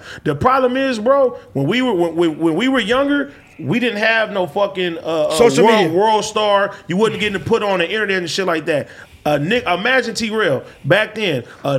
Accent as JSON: {"language": "English", "town": "Los Angeles", "region": "California", "country": "United States", "tie": "born or raised there", "said": "But growing up in Los Angeles, that's where the gang politics get right back in."}